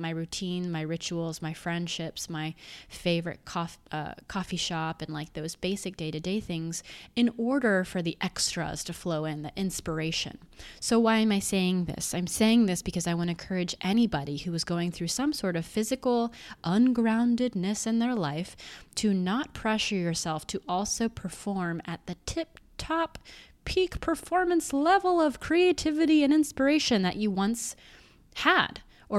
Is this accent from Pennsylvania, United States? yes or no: no; Boulder, Colorado, United States; Well, basically, I mean, I'm from Boulder, but very close